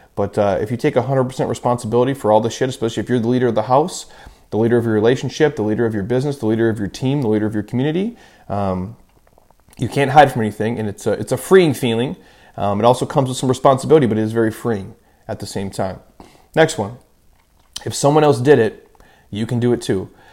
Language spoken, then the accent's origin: English; Midwest, United States; I grew up in the Midwest